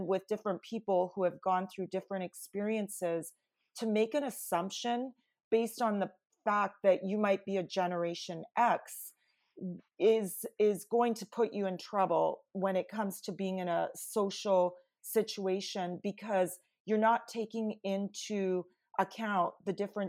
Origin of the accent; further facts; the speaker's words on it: Canada; And my background, I'm Italian Canadian, is mm-hmm. very different culturally than the team I had inherited.